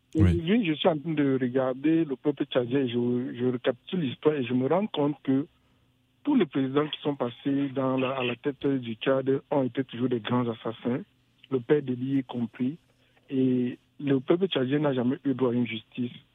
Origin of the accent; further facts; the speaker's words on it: Cameroon; moved away; also born or lived in France; je suis né au Cameroun, vous comprenez un peu, et que j'ai vécu en France